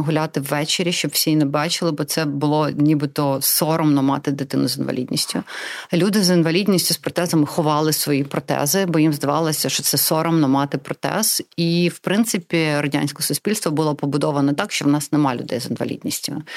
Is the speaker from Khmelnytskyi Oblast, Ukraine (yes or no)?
no; Crimea, Ukraine; first language Russian; Ukrainian is a second language; moved away; also born or lived in Donetsk, Ukraine; я народилася в Донецьку. Я виросла в Криму